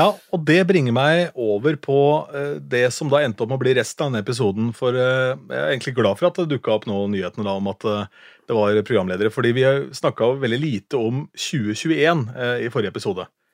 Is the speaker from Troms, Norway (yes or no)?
no; Askim, Østfold, Norway; moved away; Jeg er fra Askim da, opprinnelig